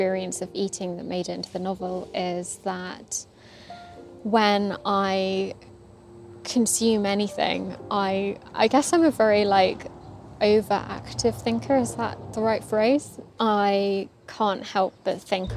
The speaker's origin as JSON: {"language": "English", "region": "England", "country": "United Kingdom", "tie": "born or raised there", "said": "growing up in England, Buddhism was always associated with spiritualism"}